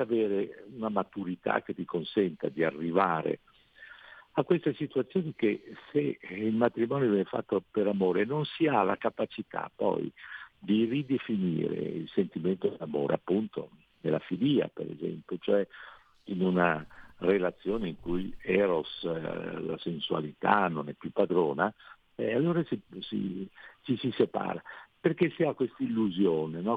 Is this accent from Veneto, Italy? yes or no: yes; Veneto, Italy; non sono friulano ma sono eh, veneto